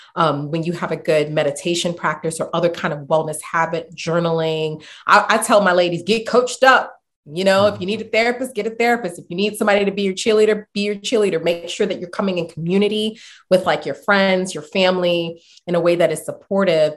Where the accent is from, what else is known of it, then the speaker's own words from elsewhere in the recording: New York City, New York, United States; also born or lived in Boston; growing up in the Bronx, um, growing up in the Marble Hill area, Marble Hill housing projects